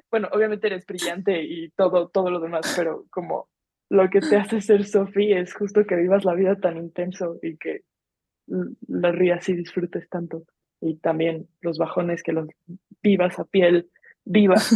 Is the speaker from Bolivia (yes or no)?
no; Mexico; A mí me pasa que me, encasillo mucho en lo de soy mexa.